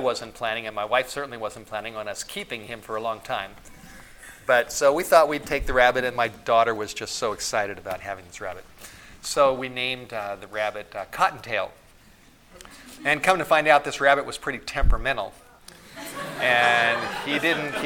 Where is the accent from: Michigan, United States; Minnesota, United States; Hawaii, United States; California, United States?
California, United States; Los Angeles; now in Priest River, United States; When I was a boy growing up in the Hollywood Hills of Southern California